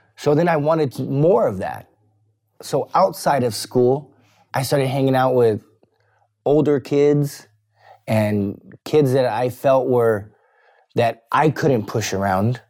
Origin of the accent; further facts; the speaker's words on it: Bakersfield, California, United States; I was born in Bakersfield, California